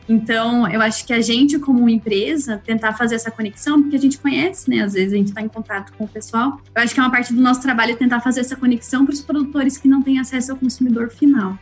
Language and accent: Portuguese; Piedade, São Paulo, Brazil; also born or lived in Paraná; Eu sou de Piedade, interior de São Paulo